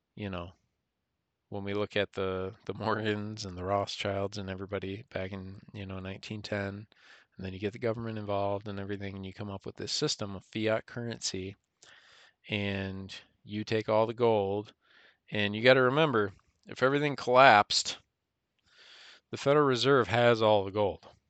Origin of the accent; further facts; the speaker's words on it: United States; we as American citizens